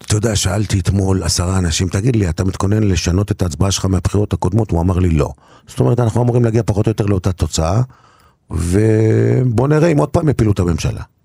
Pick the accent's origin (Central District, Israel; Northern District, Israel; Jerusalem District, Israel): Northern District, Israel; Kiryat Shmona; moved away; אני בתור ילד, בבית הכנסת בקריית שמונה, אבא שלי היה גבאי של בית כנסת גדולה מאוד ומרשימה מאוד בקריית שמונה